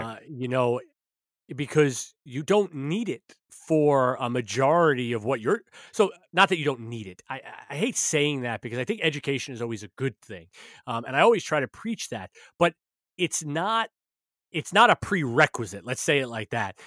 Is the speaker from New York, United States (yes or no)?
yes; New York, United States; I'm a New Yorker